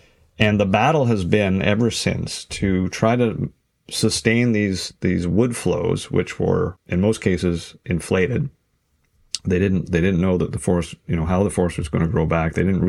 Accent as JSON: {"language": "English", "area": "Ottawa Valley", "region": "Ontario", "country": "Canada", "tie": "born or raised there", "said": "I grew up in the Ottawa Valley at a small tourist resort, hunting, fishing, that kind of thing. A lot of canoeing."}